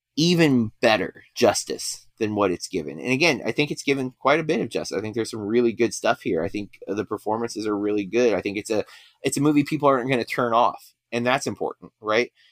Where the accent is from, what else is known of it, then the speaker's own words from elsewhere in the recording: Florida, United States; I grew up in Florida